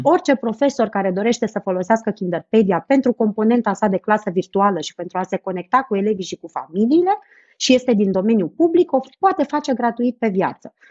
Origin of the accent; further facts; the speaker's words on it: Romania; nouă, ca români